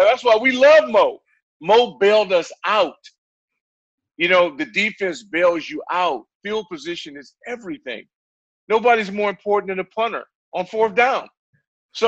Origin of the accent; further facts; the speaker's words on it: Santa Ana, California, United States; my hometown of Santa Ana, California